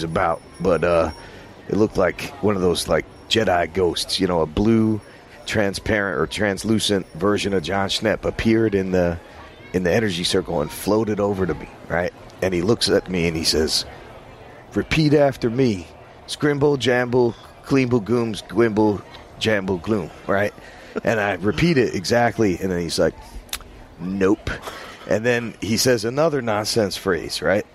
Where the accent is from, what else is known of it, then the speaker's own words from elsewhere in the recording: New Jersey, United States; moved away; also born or lived in New York; I was from New Jersey